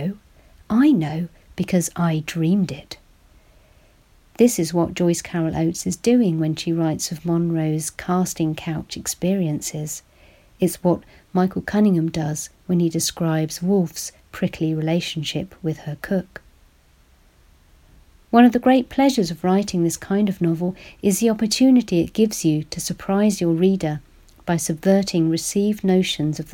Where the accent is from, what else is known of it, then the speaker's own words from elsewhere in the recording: United Kingdom; as a British woman who was only 4 years old when he died